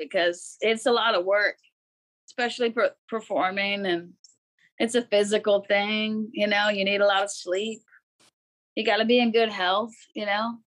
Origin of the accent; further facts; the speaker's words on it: Pacific Northwest, United States; And also growing up in the Northwest with the evergreen trees.